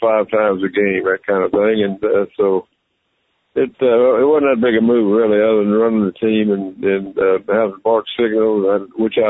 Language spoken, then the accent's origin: English; Lawrence, Kansas, United States; I was born and raised in Lawrence, Kansas